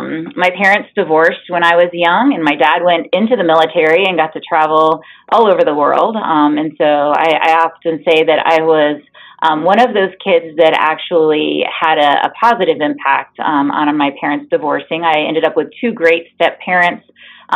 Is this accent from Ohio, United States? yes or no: yes; Enon, Ohio, United States; I grew up in Enon, Ohio, very, very small bedroom community